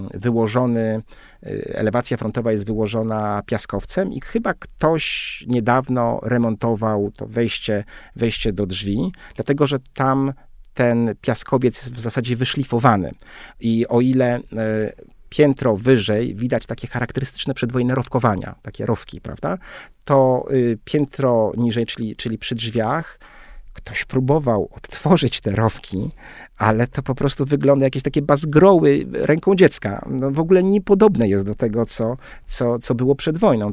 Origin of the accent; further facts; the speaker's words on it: Warsaw, Masovian Voivodeship, Poland; wychowałem się w blokach, ale to były takie bardzo e, subtelne bloki, czteropiętrowe